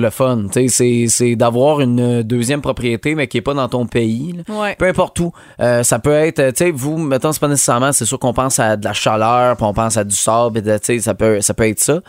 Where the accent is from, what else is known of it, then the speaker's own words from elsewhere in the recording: Montérégie, Quebec, Canada; chez nous en Montérégie